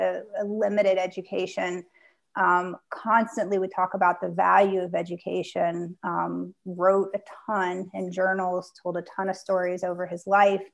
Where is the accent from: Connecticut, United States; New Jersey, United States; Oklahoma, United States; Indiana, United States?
Indiana, United States; Southern; now in Charlottesville, United States; my high school was actually the first high school built in the state of Indiana in Southern Indiana near Louisville, Kentucky.